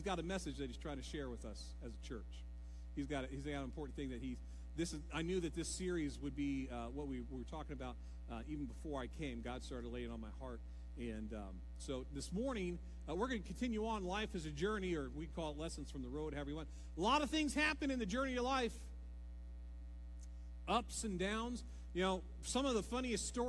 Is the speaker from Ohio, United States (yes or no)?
yes; Ohio, United States; moved away; We're all from Ohio